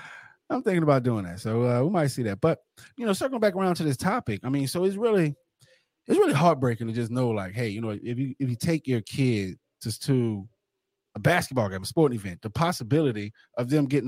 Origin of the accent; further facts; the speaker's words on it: New Orleans, Louisiana, United States; I'm from New Orleans.